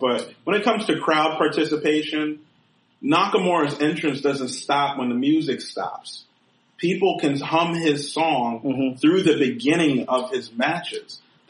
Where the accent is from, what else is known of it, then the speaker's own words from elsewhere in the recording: New York City, New York, United States; now in Florida, United States; me living in Florida, my mother lives in South Jersey. And I was going back home to New York. I'm from Queens.